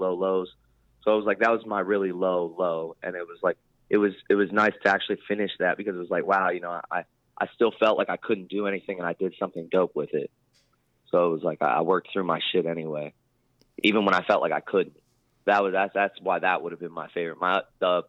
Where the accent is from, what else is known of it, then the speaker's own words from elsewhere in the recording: Lancaster, Pennsylvania, United States; moved away as an adult; also born or lived in Louisiana; now in Greenville, United States; I'm from Lancaster, Pennsylvania